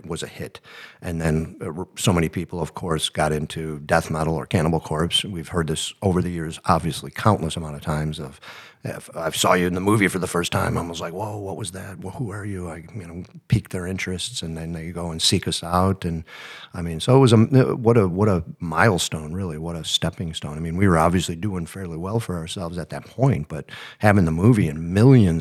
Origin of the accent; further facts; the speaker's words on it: Buffalo, New York, United States; We're just kids from Buffalo, New York